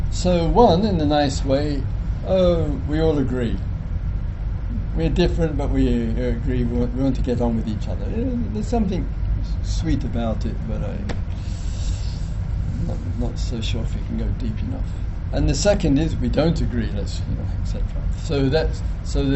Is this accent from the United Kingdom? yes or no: yes; England, United Kingdom